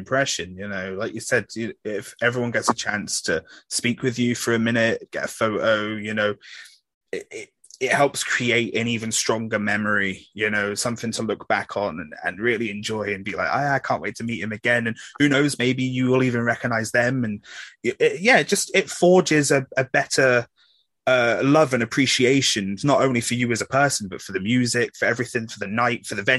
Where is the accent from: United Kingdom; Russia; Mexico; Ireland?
United Kingdom; Corby, East Midlands; born or raised there